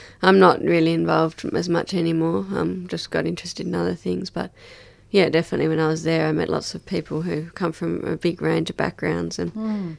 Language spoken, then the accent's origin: English; Hobart, Tasmania, Australia; Obviously, growing up in Tassie, I had a strong appreciation of the natural world, and I grew up on the foothills of Mount Wellington and had, you know, out on my back doorstep was Myrtle Gully and these beautiful rainforest tracks.